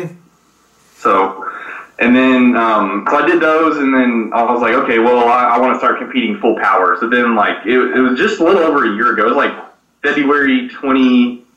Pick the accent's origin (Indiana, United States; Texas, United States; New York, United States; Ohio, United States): Texas, United States; Lubbock; from Lubbock, Texas